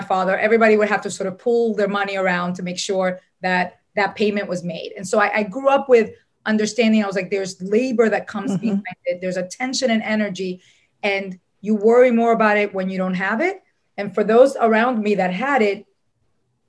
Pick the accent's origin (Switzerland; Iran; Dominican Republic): Dominican Republic; moved away; also born or lived in New York City; I was born in New York City, but raised in the Dominican Republic